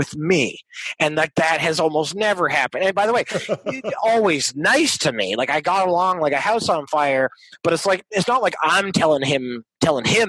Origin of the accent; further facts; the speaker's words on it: Montreal, Quebec, Canada; moved away as an adult; now in Los Angeles, United States; the house I grew up in Montreal was like Jimmy Stewart's apartment in Rear Window